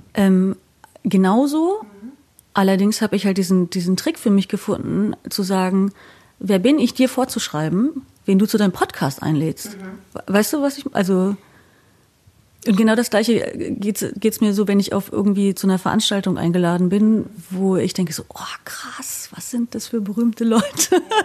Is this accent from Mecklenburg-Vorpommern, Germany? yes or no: yes; Wismar, Mecklenburg-Vorpommern, Germany; moved away as an adult; now in Bielefeld, Germany; Ich komme von der Ostsee. Mhm. Ich bin äh, geboren in der Stadt, die heißt Wismar